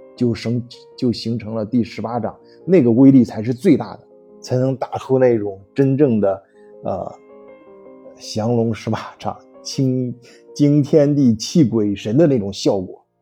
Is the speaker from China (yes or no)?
yes; China; moved away; 我作为中国人